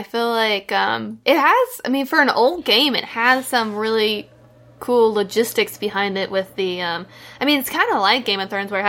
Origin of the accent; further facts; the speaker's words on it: Kentucky, United States; I'm from Kentucky